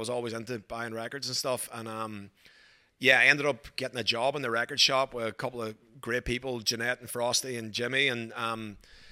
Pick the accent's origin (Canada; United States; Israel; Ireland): Ireland; moved away as an adult; also born or lived in Glasgow, Scotland; now in Australia; I grew up in Ireland till I was 18. Then I went to university in Glasgow in Scotland.